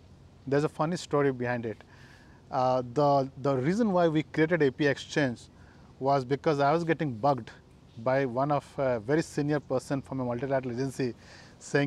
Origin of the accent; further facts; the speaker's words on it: India; moved away; I came from my hometown birthplace in India.